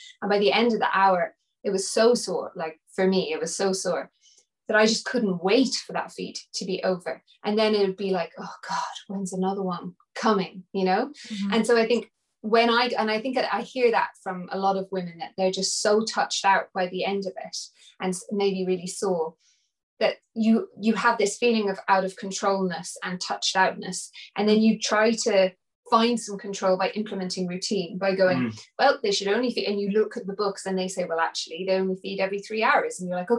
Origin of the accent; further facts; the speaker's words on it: India; also born or lived in Nepal; growing up in India and Nepal and seeing women carry their babies all the time in Africa and they never put them down